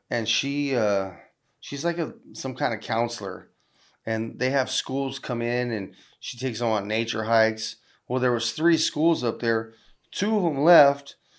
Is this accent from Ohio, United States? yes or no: no; Southern California, United States; I'm from Southern California